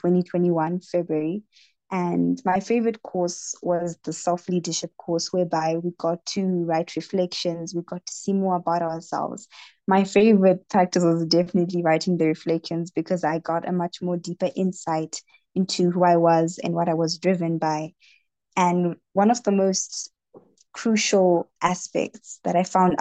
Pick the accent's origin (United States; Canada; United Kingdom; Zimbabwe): Zimbabwe; Harare; I am from Harare in the country of Zimbabwe